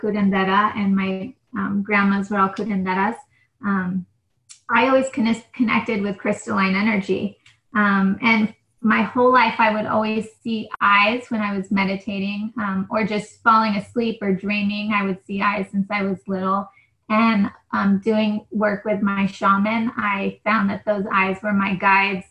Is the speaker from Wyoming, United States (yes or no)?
no; New Mexico, United States; now in California, United States; I'm from New Mexico